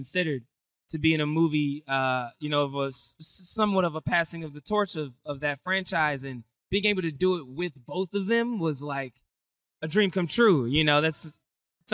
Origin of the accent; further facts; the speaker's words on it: Maryland, United States; I'm from Maryland, where it's kind of like a small community